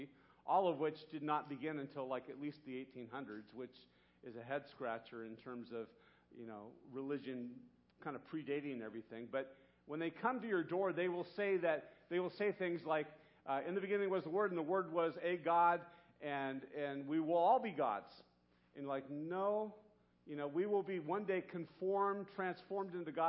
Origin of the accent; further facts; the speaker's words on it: Santa Barbara, California, United States; When I was 13 years old growing up in Santa Barbara